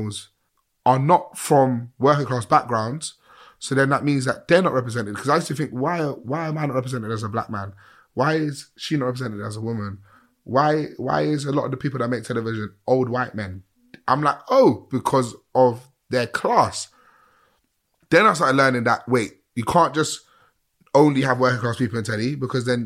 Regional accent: England, United Kingdom; How I sound, how I look, how I walk, how I talk, I'm from England, mate. But my roots are not from here

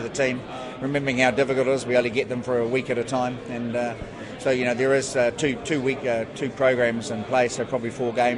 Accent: Taranaki, New Zealand; Taranaki is my hometown

